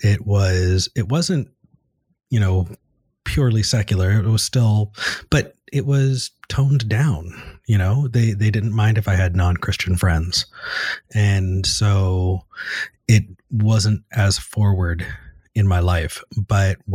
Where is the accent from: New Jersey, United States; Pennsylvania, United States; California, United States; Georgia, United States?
California, United States; Ventura County, Southern; moved away as an adult; also born or lived in Texas; now in Austin, United States; I grew up in Southern California in a Ventura County.